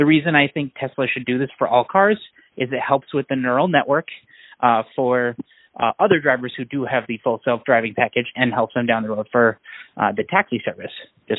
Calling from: Minneapolis, Minnesota, United States; I'm calling from Minneapolis.

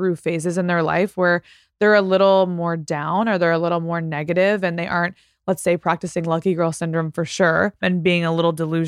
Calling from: Italy; Hi, Peyton. I'm a follower from Italy

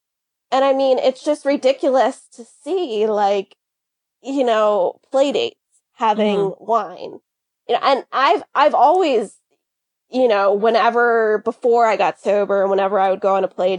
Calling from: Connecticut, United States; I am in Connecticut in the United States.

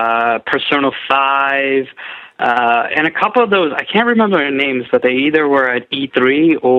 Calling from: New York, United States; I'm calling from New York.

